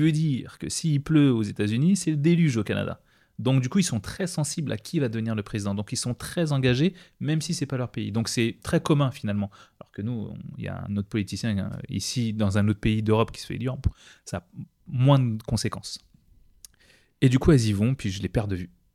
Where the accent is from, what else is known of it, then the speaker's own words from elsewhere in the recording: Seine-Saint-Denis, Île-de-France, France; moved away as an adult; also born or lived in La Désirade, Guadeloupe; now in United States; j'ai grandi dans le 93